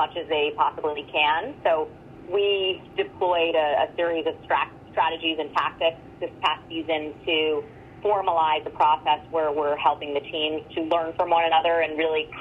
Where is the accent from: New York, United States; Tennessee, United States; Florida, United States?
New York, United States; New York City; moved away as an adult; also born or lived in Michigan; I grew up in Brooklyn, New York